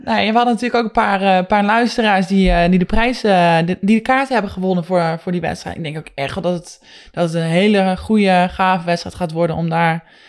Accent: Netherlands

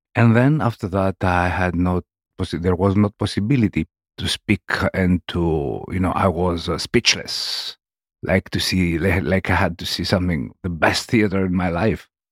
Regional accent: Argos, Peloponnese, Greece; English is a second language; moved away as an adult; also born or lived in France; I'm coming from Peloponnese, from, um, a city in Peloponnese called Argos, which is next to Nemea.

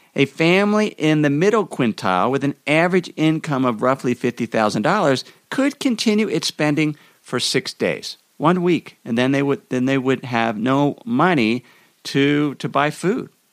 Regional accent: Idaho, United States; in my home state of Idaho

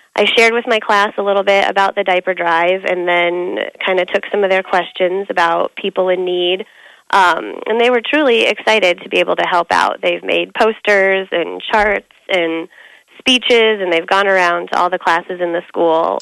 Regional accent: Denver, Colorado, United States; moved away as an adult; also born or lived in Kansas City, Missouri; now in Omaha, United States; Yeah, I grew up in Denver, and then I lived in Kansas City.

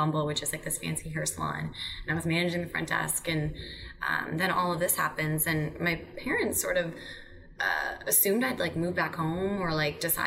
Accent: Madison, Wisconsin, United States; moved away as an adult; also born or lived in Pennsylvania; I'm from Madison. My whole family is still there

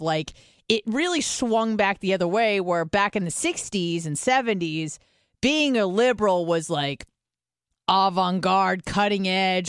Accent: California, United States; I'm from California

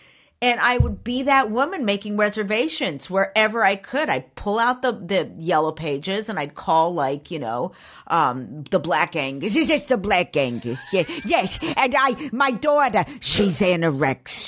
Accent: Downey, California, United States; I was born and raised in Downey

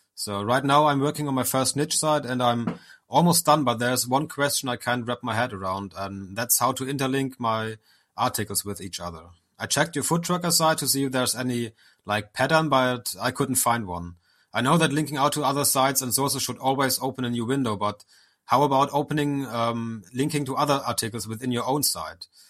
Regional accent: Germany; I'm from Germany

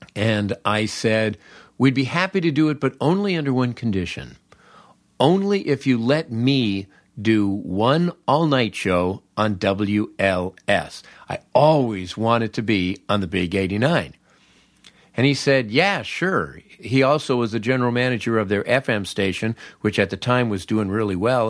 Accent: Los Angeles, California, United States; I grew up in Los Angeles

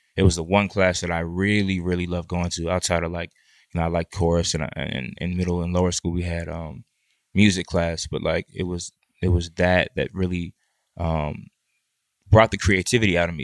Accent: Washington, District of Columbia, United States; also born or lived in Boston; I'm from the D C metropolitan area

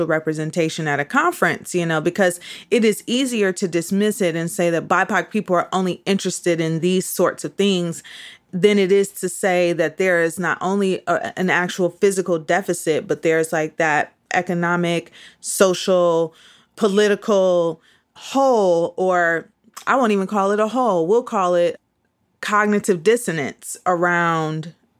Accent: Midwest, United States; moved away; also born or lived in New York; I grew up in the Midwest

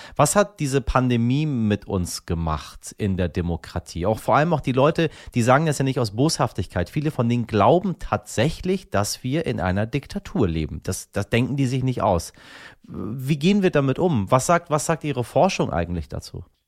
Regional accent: Germany; hier bei uns in Deutschland

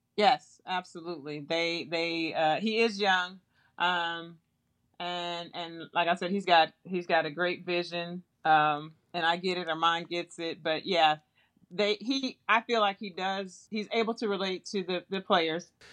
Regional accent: Flint, Michigan, United States; moved away as an adult; also born or lived in Houston, Texas / South Bend, Indiana; now in Indianapolis, United States; I was from Flint, Michigan

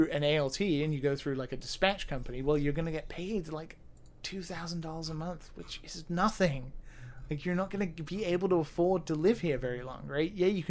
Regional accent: United Kingdom; now in Japan; I'm British

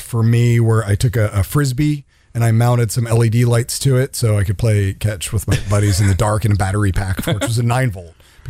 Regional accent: Maryland, United States; moved away as an adult; now in California, United States; I'm in Maryland, born and raised in Maryland, the suburbs of D.C. Born in an area where, you know, in the suburbs where, you know, wildlife was like pigeons and squirrels.

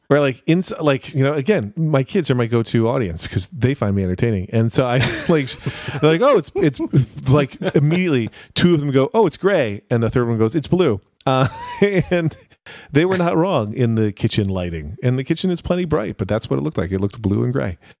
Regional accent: United States; as an American

